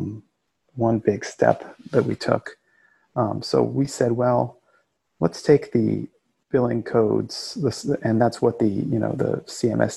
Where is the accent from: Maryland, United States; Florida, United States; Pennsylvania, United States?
Florida, United States; rural; also born or lived in Queens, New York; I was born in Queens and raised in this rural area of Florida